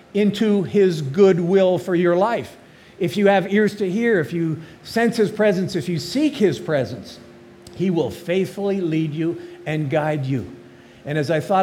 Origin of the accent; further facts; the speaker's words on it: Calgary, Alberta, Canada; moved away as an adult; also born or lived in Dallas, Texas; Calgary, Alberta, which was my hometown